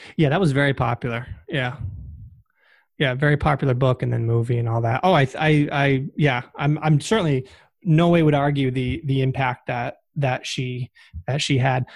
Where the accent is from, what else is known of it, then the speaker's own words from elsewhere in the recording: Massachusetts, United States; I am from Massachusetts